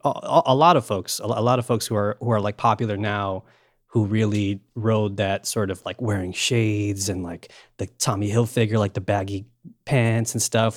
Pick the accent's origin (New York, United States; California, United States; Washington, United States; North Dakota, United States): New York, United States; born and raised in New York